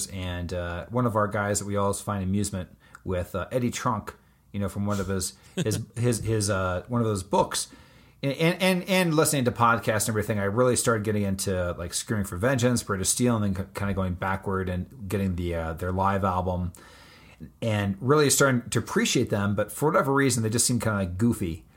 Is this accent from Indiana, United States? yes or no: yes; West Lafayette, Indiana, United States; I'm from West Lafayette, Indiana